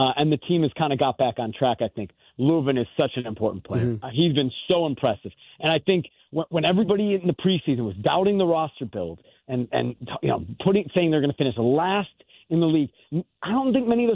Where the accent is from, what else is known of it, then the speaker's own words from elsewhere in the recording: Chicago, Illinois, United States; And I grew up in Chicago